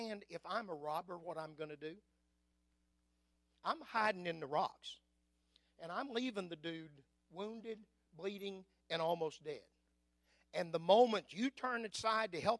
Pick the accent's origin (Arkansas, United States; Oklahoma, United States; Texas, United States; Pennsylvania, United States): Oklahoma, United States; Anadarko; I was raised on East Side Main Street in Anadarko, Oklahoma